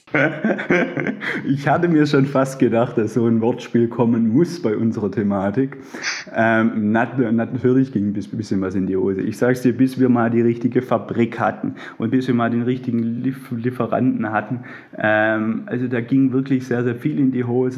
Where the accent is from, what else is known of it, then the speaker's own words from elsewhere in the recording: near Stuttgart, Baden-Württemberg, Germany; accent: Swabian; Ich selber würde mich als Schwabe bezeichnen. Ich bin umlängst äh, in der Nähe von Stuttgart aufgewachsen